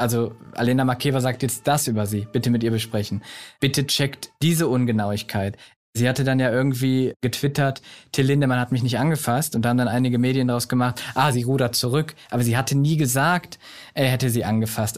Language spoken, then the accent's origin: German; Solingen, North Rhine-Westphalia, Germany; Ich bin in Solingen aufgewachsen